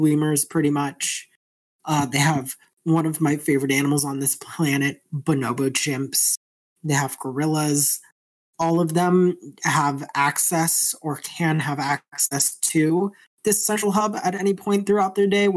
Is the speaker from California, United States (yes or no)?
yes; Southern California, United States; I am from California. I grew up in Southern California.